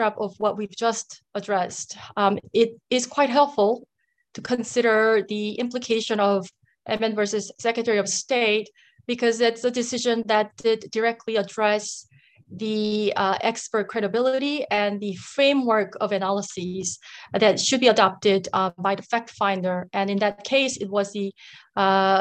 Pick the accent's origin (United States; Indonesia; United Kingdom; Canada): United States; I am Korean American